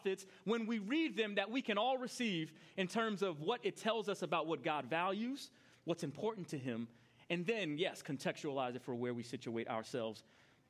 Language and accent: English; New York, United States; I grew up in New York